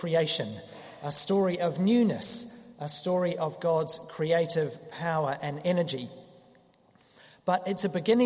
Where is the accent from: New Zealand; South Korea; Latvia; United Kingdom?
New Zealand; moved away; As a Kiwi